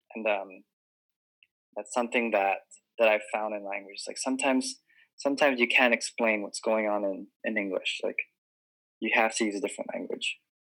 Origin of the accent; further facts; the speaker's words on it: Hawaii, United States; also born or lived in Guam; I was born and raised in Hawaii, and I'd never moved in my entire life